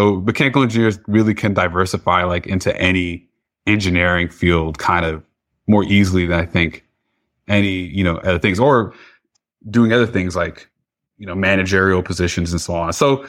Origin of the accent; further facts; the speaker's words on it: Piscataway, New Jersey, United States; Yeah, so I grew up in New Jersey, Central Jersey, down the street from Rutgers University, actually, in Piscataway.